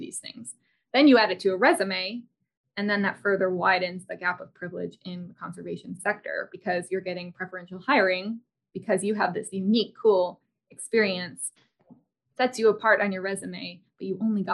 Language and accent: English; United States; I'm an American.